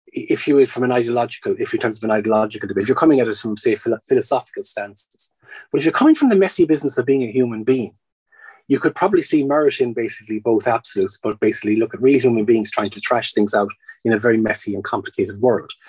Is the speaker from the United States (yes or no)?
no; Ireland; moved away as an adult; for the last 20 years living in Ireland, then before that abroad, and then before that growing up in Ireland.